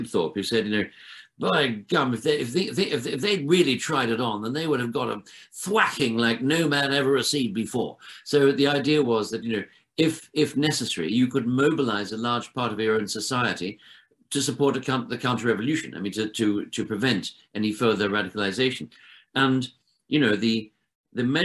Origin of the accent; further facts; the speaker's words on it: Sydney, New South Wales, Australia; moved away; because I grew up in Australia